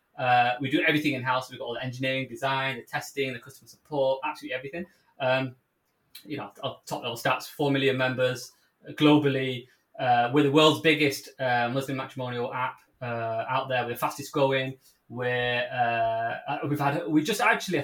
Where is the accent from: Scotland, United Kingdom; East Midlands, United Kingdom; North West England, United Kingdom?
North West England, United Kingdom; Manchester; accent: Mancunian; you can tell from accent, I'm a Mancunian, so for the global listeners, from Manchester in the UK